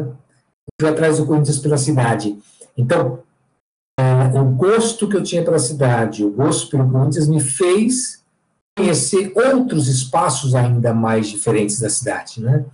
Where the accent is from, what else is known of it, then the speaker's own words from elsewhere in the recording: São Paulo, Brazil; eu sou paulistano, tenho 58 anos